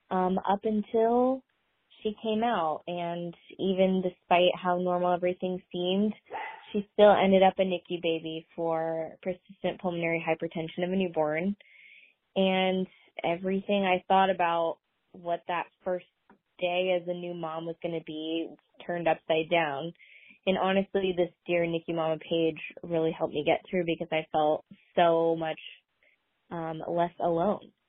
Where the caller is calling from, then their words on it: Seattle, Washington, United States; I'm from Seattle, Washington in the U.S